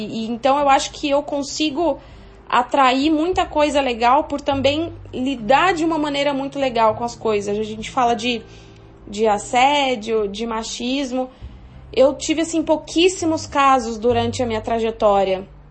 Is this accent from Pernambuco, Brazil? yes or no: no; São João da Boa Vista, São Paulo, Brazil; moved away; Sou de São João da Boa Vista